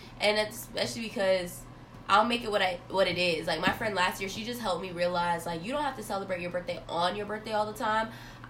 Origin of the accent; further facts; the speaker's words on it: Florida, United States; moved away as an adult; now in North Carolina, United States; Because I'm from Florida, and coming up here to North Carolina has been such a different experience for me.